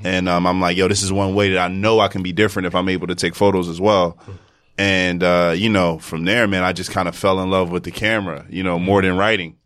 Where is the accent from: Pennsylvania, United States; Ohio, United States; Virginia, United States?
Pennsylvania, United States; Philadelphia; moved away as an adult; now in New York, United States; I'm from Philadelphia.